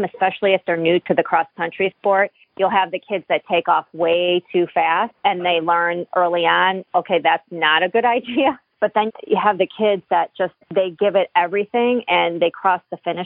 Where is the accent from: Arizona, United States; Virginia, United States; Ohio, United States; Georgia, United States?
Ohio, United States; Cleveland; moved away as an adult; now in Boston, United States; I grew up outside of Cleveland, moved to Boston, I don't know, like 25 years ago